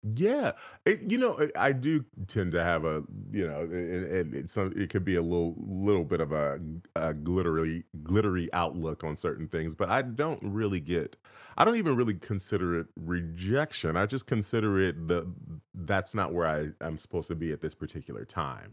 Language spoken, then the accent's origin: English; Inglewood, California, United States; I was actually born and raised right in Inglewood, California